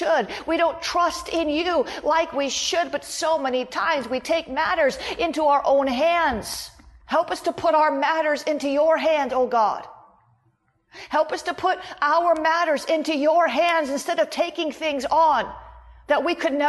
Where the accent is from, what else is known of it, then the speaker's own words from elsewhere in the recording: Florida, United States; I'm from Florida. We have swimming pools everywhere